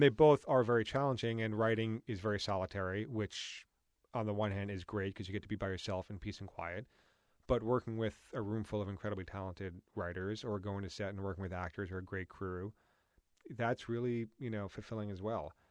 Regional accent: New York, United States; moved away; growing up in New York and going to a private school in that world

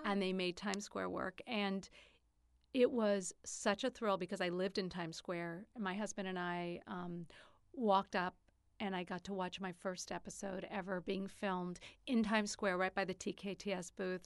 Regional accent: New York, United States; I'm from New York

